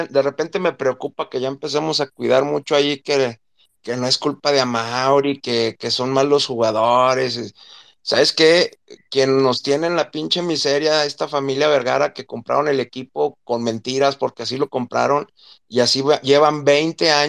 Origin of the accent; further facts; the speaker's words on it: Mexico; que somos puros mexicanos